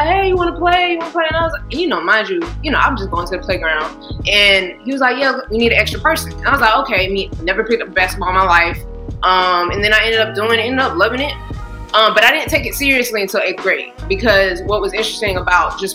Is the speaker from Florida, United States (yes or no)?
yes; Jacksonville, Florida, United States; my hometown, Jacksonville, Florida